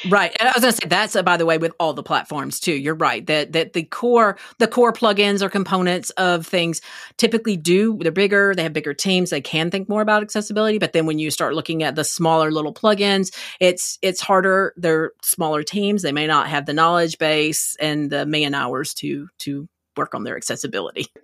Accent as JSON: {"language": "English", "region": "Texas", "country": "United States", "said": "I'm from Texas"}